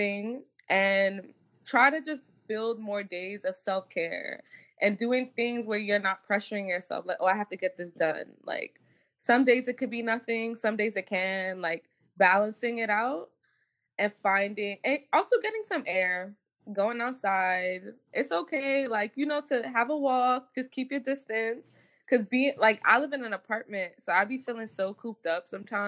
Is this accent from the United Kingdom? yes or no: no; Jamaica; Even like me, like I realized like I'm Jamaican. So like Jamaicans are naturally just aggressive people